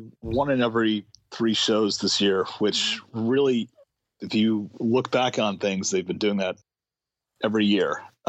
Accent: Rhode Island, United States; Rhode Island.

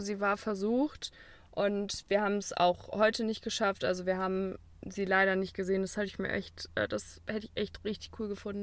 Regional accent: Cologne, North Rhine-Westphalia, Germany; als Kölner

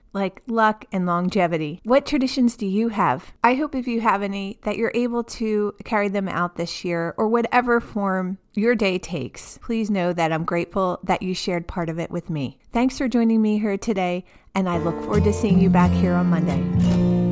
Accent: New Jersey, United States; now in Baltimore, United States; Growing up in New Jersey

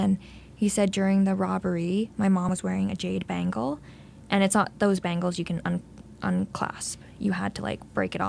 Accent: Belleville, Ontario, Canada; also born or lived in Thunder Bay / Kingston / Havelock; I ended up in Belleville when I was in grade 5. So I call Belleville my hometown.

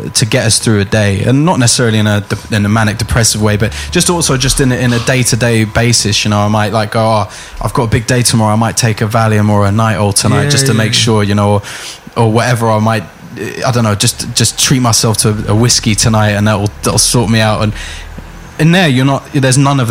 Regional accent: London, United Kingdom; I grew up in Finsbury Park.

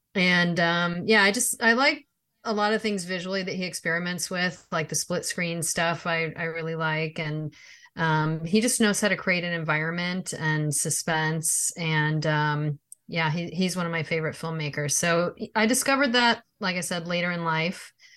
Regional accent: outside of Chicago, Illinois, United States; we grew up outside of Chicago

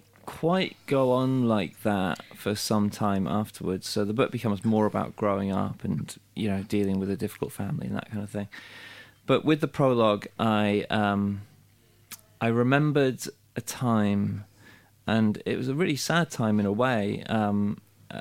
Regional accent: Wales, United Kingdom; moved away; I'm from Wales, but I'd moved away.

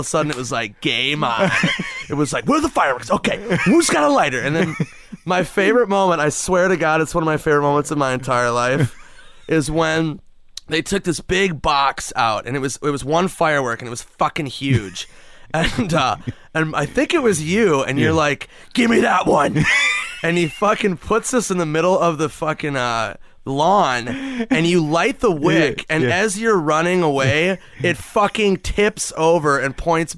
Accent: Minnesota, United States; moved away; I'm from Minnesota.

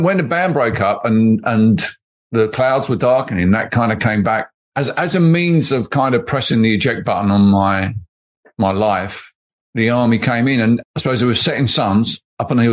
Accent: Barking, London, United Kingdom; I grew up in Barking in East London

